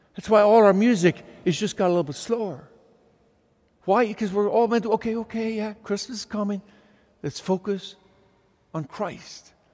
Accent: Ireland; now in California, United States; I grew up in Ireland

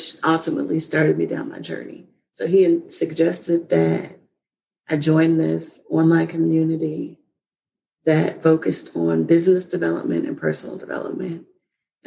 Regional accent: Kansas, United States; now in Virginia, United States; I'm originally from Kansas, and I now live in Virginia with my husband

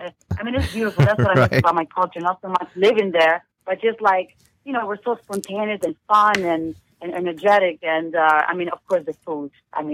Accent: Italy; English is a second language; moved away as an adult; now in New York City, United States; Yes, I'm from Italy, from a very small town, and I didn't speak any English when I moved to New York City 9 years ago.

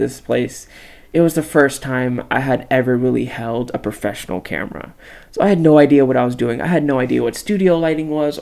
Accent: Palmdale, California, United States; I'm from Palmdale, California, super small town, 50 miles north of the San Fernando Valley

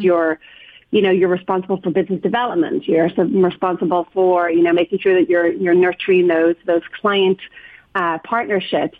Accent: Ireland; moved away as an adult; now in San Francisco, United States; just being Irish

